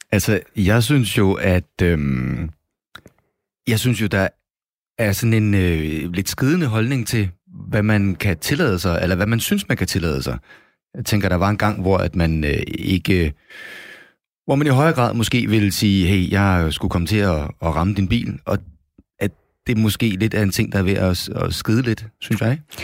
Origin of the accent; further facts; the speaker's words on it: Copenhagen, Capital Region of Denmark, Denmark; moved away as an adult; now in Jutland, Denmark; jeg er jo københavner, kan man sikkert høre